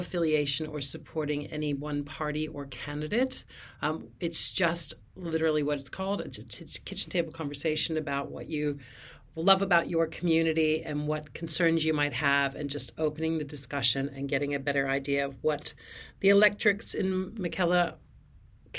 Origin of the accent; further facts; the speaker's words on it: United States; moved away as an adult; now in Australia; I'm an American living here in Australia. I'm an Australian citizen. Moved here with my family, Australian husband and three children, back in 2010